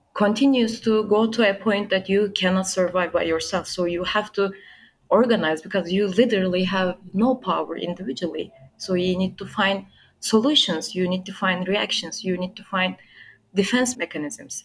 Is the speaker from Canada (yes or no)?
no; Turkey; also born or lived in Istanbul; I'm 25 and I'm from Turkey. I live in Istanbul